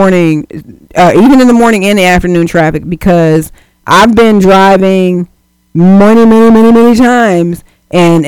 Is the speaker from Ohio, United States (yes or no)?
yes; Cleveland, Ohio, United States; I'm a West Sider